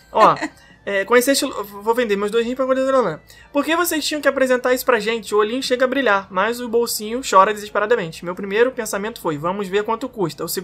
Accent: Rio de Janeiro, Brazil; Sou carioca e adoro as referências.

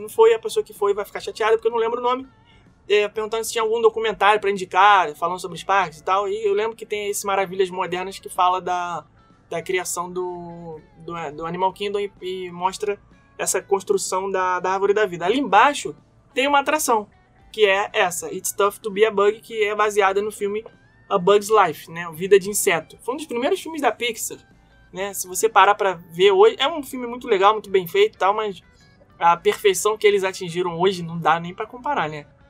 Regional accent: Brazil; accent: Brazilian; now in United States; eu sou brasileiro e eu falo português

